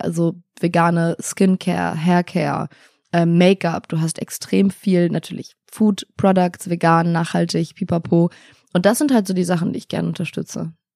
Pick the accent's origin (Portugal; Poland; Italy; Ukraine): Italy; now in Berlin, Germany; ich bin in Italien aufgewachsen.